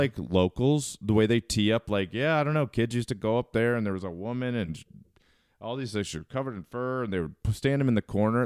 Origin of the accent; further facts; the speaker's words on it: Towson, Maryland, United States; moved away as an adult; I am born and raised Maryland, and I left, uh, around two thousand to go to college